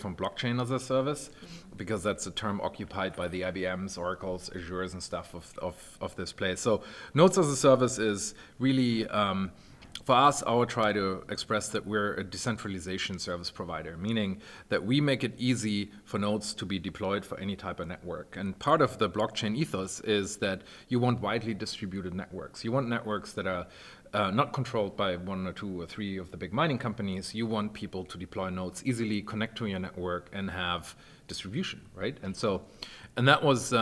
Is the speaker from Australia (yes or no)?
no; Germany; moved away; I'm originally from Germany and I worked at Deutsche Telekom back in the day